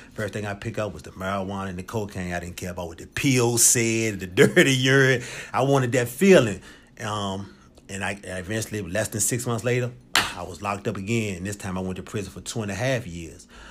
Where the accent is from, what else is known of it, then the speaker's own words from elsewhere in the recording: Richmond, Virginia, United States; I'm originally from Richmond, Virginia. Uh, from the West End, grew up over Southside.